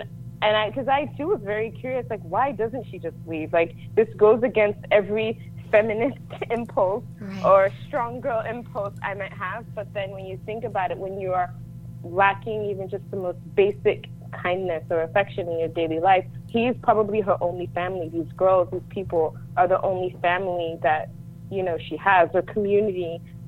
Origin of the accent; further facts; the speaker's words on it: Lagos, Nigeria; also born or lived in London, United Kingdom; now in United States; I was born in the UK. I'm from Nigeria. I grew up between London and Lagos. And then my mom won the green card lottery, and we moved to the States.